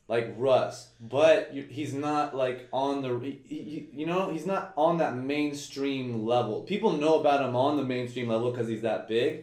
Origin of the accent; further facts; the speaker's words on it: St. Petersburg, Florida, United States; so I'm from St. Pete, and I'm much more St. Pete than Tampa